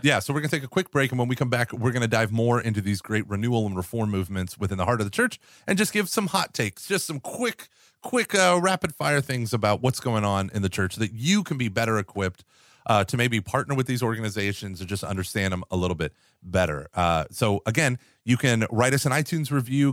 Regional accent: United States; as an American

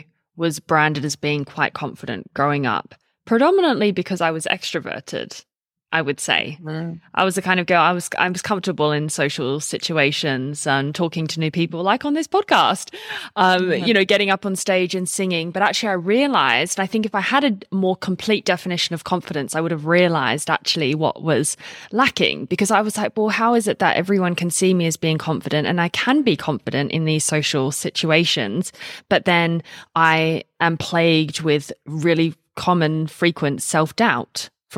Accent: Australia; also born or lived in United Kingdom; I grew up in Australia and England mix, and we just honestly don't have the same culture about speaking

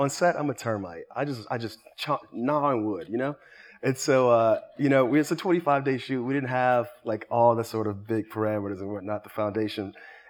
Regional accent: Miami, Florida, United States; growing up in Miami.

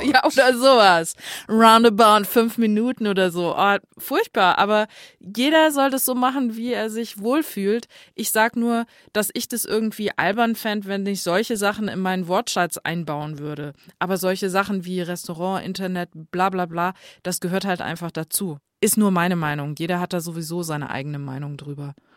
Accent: Northern Hesse, Germany; bei uns in Nordhessen, wo ich aufgewachsen bin, in den Dörfchen

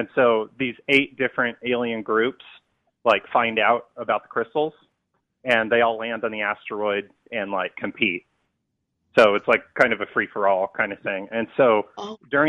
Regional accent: Las Vegas, Nevada, United States; I'm from Vegas

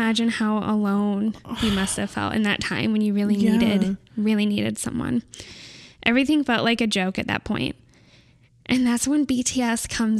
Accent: California, United States

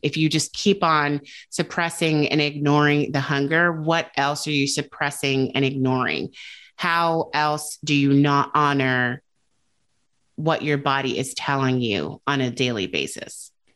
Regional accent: United States

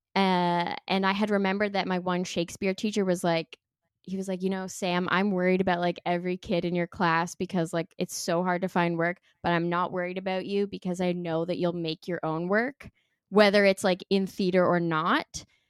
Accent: Sudbury, Ontario, Canada; moved away; also born or lived in Toronto; I'm from Northern Ontario originally, but I moved to Toronto for school

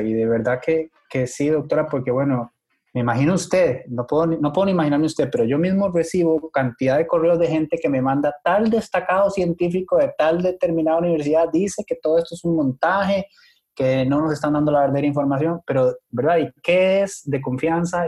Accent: Costa Rica; yo como costarricense

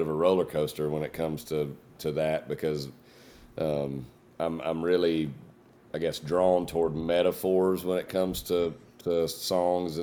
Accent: Jasper, Georgia, United States; I grew up in Jasper, Georgia, but I recently moved about 30 minutes north of there, right up the highway.

